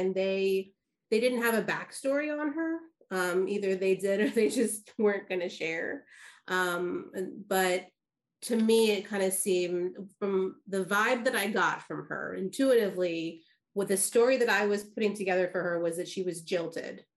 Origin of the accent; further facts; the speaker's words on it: Dallas, Texas, United States; also born or lived in Kansas; I'm from Dallas